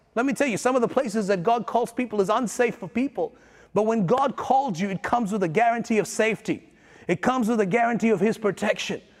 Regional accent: India; now in Australia; I'm a pastor, I'm an Indian

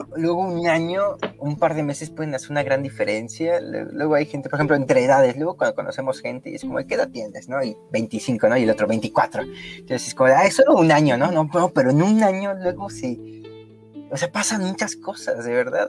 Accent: Mexico City, Mexico; also born or lived in Coyoacán, Mexico City; yo crecí en Lindavista, que yo, yo viví en Lindavista hasta mis 14 años

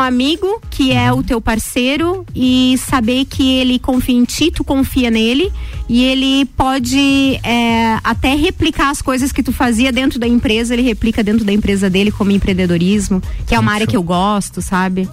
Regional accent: Lages, Santa Catarina, Brazil; eu nasci em Lages no dia 8 do 8 de 83

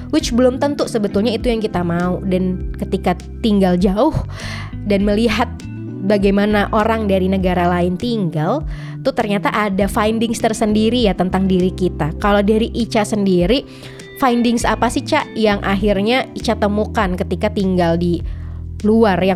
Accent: West Sumatra, Indonesia; Bahkan kalau aku dari Sumatera Barat, itu kalau pulang kampung

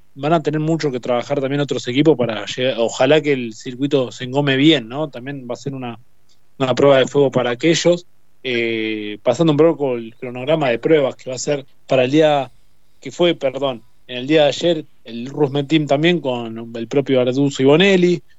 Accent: Argentina; nos merecemos como todo argentino

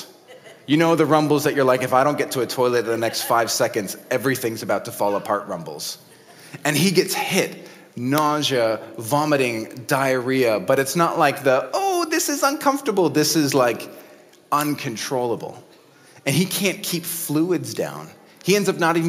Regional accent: United States; In America, my home country

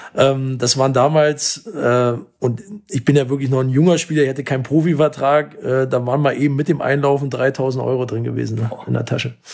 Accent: Berlin, Germany; now in Essen, Germany; ist ja meine Heimat. Also in unmittelbarer Nähe vom vom Sportforum äh, bin ich aufgewachsen

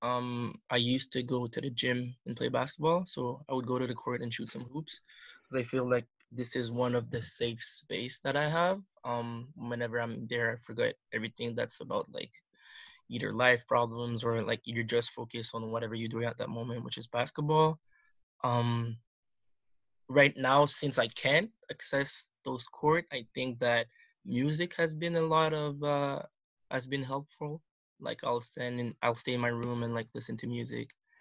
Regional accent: Canada; I'm from Ottawa, Gatineau, actually, and I grew up here

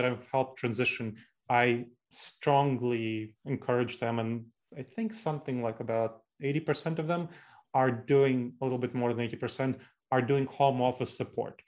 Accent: New York City, New York, United States; moved away as an adult; now in Columbus, United States; I grew up in New York City. So New York City is kind of the hometown for me

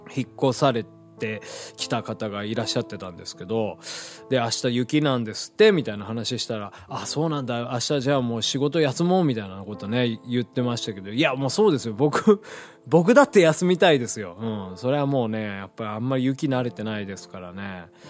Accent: Hiroshima, Japan; moved away; ちっちゃい頃住んでた広島

